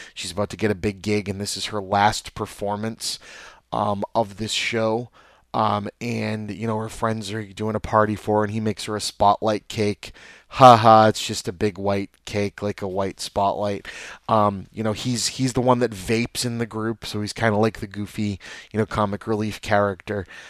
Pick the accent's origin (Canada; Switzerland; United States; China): United States; Lynn, Massachusetts; I was born and raised in Lynn, Massachusetts. I still live in Lynn, Massachusetts.